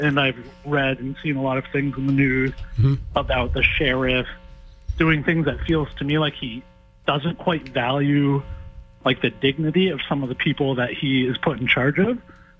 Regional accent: Maine, United States; moved away; I'm originally from Maine.

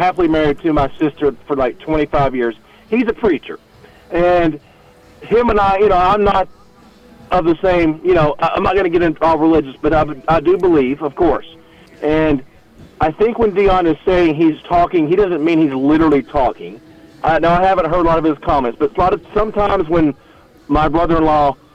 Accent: Denton, Texas, United States; also born or lived in Pilot Point, Texas; I'm from North Texas, and I'm from Denton

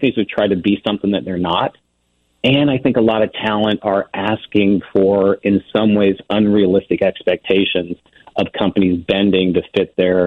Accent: Ozark Mountains, Missouri, United States; I grew up in the Ozark Mountains in Missouri

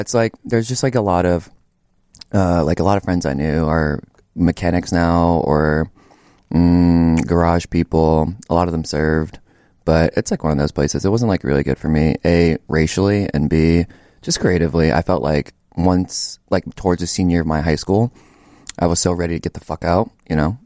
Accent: Acworth, Georgia, United States; moved away as an adult; I'm from Ackworth, Georgia. It's about, like, thirty minutes northeast of Atlanta. Um, let's see. Stayed there until, like, the end of high school.

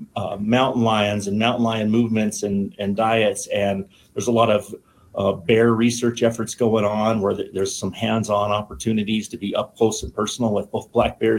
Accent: Wyoming, United States; I grew up in Wyoming and born and raised here.

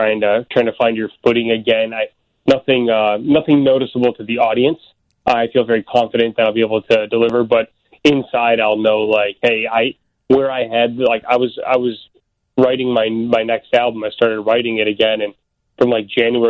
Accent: Elk Grove Village, Illinois, United States; also born or lived in Itasca, Illinois; I grew up in Oak Grove Village

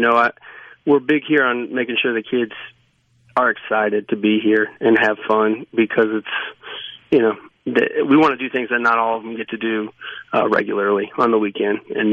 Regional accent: Louisiana, United States; now in Mississippi, United States; I grew up in Louisiana, and then I moved here.

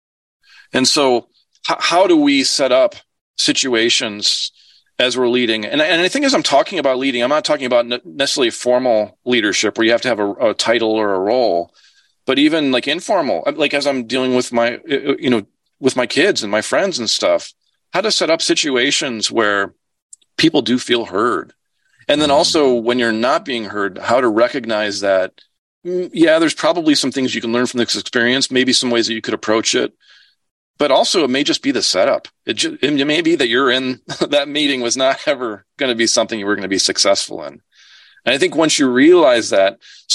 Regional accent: Chicago, Illinois, United States; I grew up in Chicago.

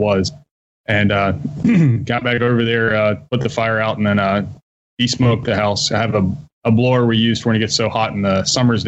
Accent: Harpers Ferry, West Virginia, United States; moved away as an adult; I'm from West Virginia, right, I guess, Harpers Ferry area

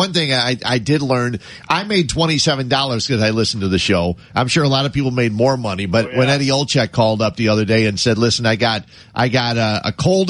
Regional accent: Cicero, Illinois, United States; I grew up in Cicero, so there were two racetracks. It was Hawthorne and Sportsman's.

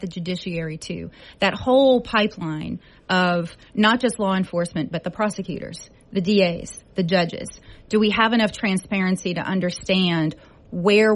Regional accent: Abbeville, Louisiana, United States; I come from a small town. I was in Vermilion Parish growing up in Abbeville, not exposed to a lot of careers.

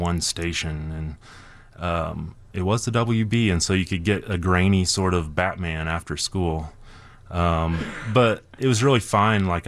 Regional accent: Brown County, Indiana, United States; now in Chicago, United States; growing up at the camp, that was my hometown

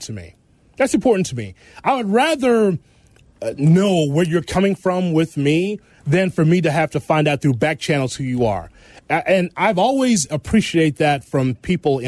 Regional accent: Chicago, Illinois, United States; I'm an American and I'm a mm-hmm. Chicagoan

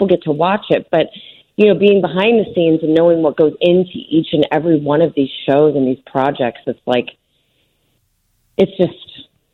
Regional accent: Chicago, Illinois, United States; I was born and raised in the John Hancock. I lived on the 45th floor.

